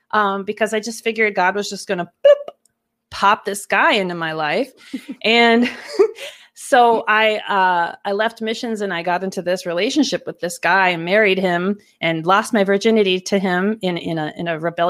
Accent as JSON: {"language": "English", "region": "Minnesota", "country": "United States", "tie": "born or raised there", "said": "I grew up here in Minnesota and was raised in a pretty evangelical Midwestern family"}